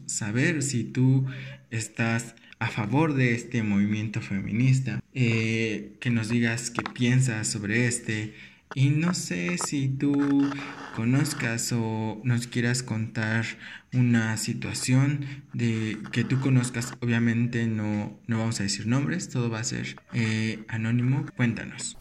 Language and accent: Spanish; Mexico; como mexicanos